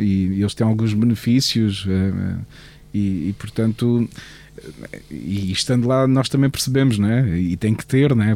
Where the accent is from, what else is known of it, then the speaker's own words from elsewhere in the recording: Portugal; somos portugueses